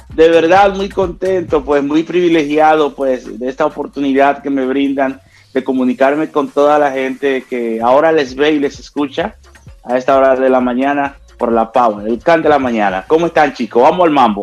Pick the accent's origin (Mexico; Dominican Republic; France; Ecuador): Dominican Republic; La Romana; mis tiempos de juventud, allá en mi pueblo, en La Romana